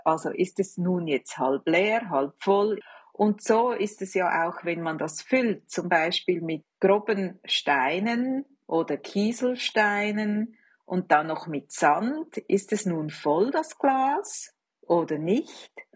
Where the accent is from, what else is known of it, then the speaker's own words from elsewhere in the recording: Switzerland; als Schweizerin muss ich